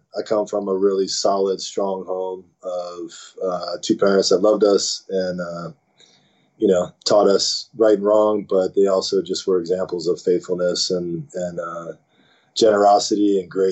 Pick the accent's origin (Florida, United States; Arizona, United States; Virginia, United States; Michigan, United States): Virginia, United States; Sterling; moved away as an adult; also born or lived in Silver Spring, Maryland / Prince George's County, Maryland; now in San Diego, United States; Sterling is basically my hometown. That's Sterling, Virginia is where I lived and went to high school